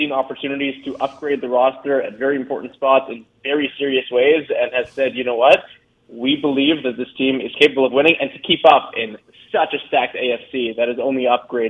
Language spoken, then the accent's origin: English; South Florida, United States; someone who's been born and raised in South Florida